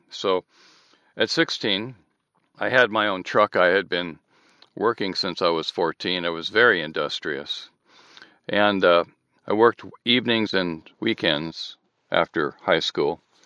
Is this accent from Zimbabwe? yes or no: no; Southern California, United States; born or raised there; also born or lived in Michigan